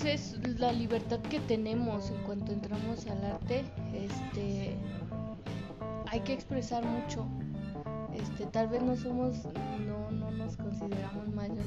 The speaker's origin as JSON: {"language": "Spanish", "town": "San Felipe del Progreso", "region": "State of Mexico", "country": "Mexico", "said": "de donde yo soy, de San Felipe del Progreso"}